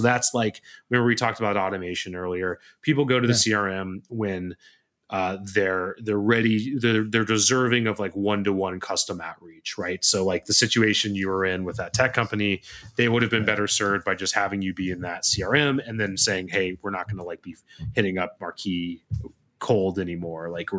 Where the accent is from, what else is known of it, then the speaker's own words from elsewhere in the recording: Ontario, Canada; Hey, you know, I'm also from Ontario.